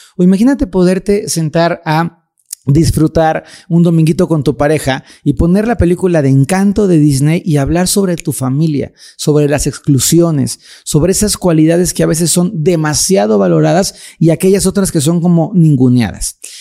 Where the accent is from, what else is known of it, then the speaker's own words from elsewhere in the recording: Mexico; en mi país, en México lindo